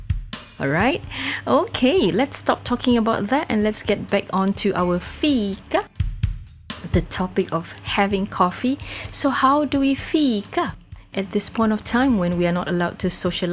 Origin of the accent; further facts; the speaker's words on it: Singapore; As a Singaporean